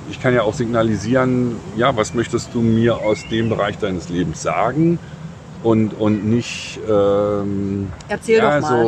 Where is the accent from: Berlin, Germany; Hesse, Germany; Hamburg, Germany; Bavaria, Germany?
Berlin, Germany; Ja, ich komme aus Berlin.